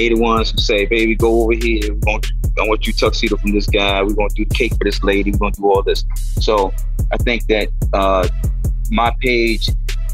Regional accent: Washington, District of Columbia, United States; My family, we grew up in Northwest Washington, D.C., you know, typical 70s Washington family

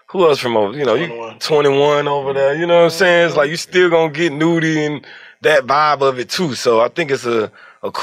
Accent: Atlanta, Georgia, United States; also born or lived in Forest Park, Georgia / Stone Mountain, Georgia / Decatur, Georgia; I feel like I'm an Atlanta baby

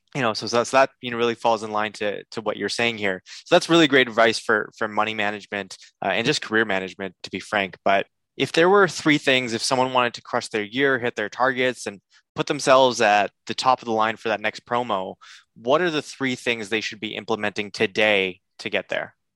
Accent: Canada; I'm a Canadian

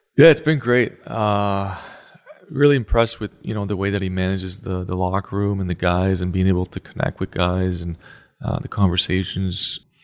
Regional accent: Canada; moved away; I grew up, obviously, as a Canadian boy.

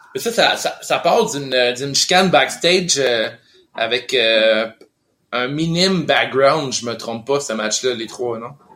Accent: Lévis, Quebec, Canada; also born or lived in Montreal (Rosemont); now in Montreal, Canada; je suis né à Québec, Lévy

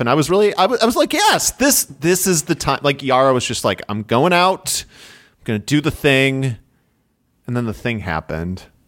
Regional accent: Midwest, United States; accent: nasally Midwestern; my nasally Midwestern accent

